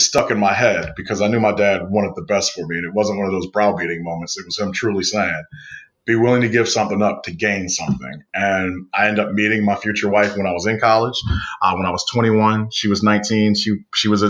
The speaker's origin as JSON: {"language": "English", "town": "Akron", "region": "Ohio", "country": "United States", "tie": "born or raised there", "said": "I grew up in Akron."}